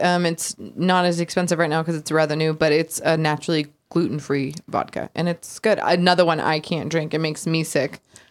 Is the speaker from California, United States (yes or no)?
yes; Palmdale, California, United States; also born or lived in Lancaster; I grew up in Palmdale, the more southern city.